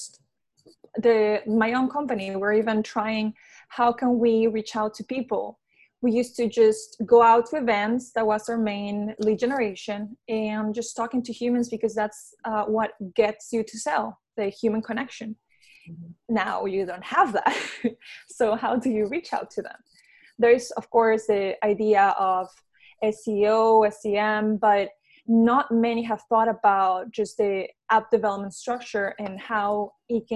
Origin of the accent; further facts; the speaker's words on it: Peru; moved away as an adult; also born or lived in Venezuela; now in Florida, United States; I was born in Venezuela, raised in Peru, and I moved to the U.S. 5 years ago